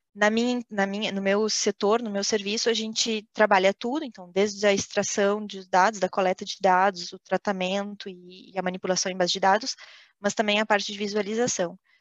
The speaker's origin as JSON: {"language": "Portuguese", "country": "Brazil", "moved": "as an adult", "lives_now": "France", "said": "saí do Brasil, foi a primeira vez, primeira experiência fora do Brasil"}